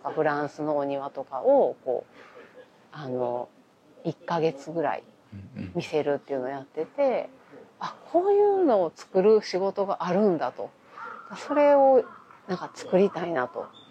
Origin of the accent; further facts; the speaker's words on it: Kyoto, Japan; 京都生まれ、京都育ち